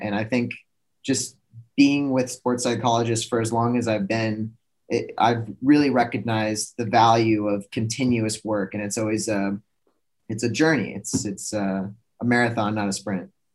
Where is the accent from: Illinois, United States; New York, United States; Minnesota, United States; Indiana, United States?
Minnesota, United States; Minneapolis; moved away as an adult; also born or lived in Plymouth, Minnesota; committed to the University of Minnesota. stayed in stayed in my hometown